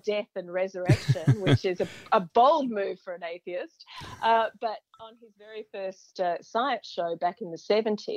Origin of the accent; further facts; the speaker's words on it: Perth, Western Australia, Australia; I was growing up in Perth, which is a good 3,000 kilometres from the nearest mountains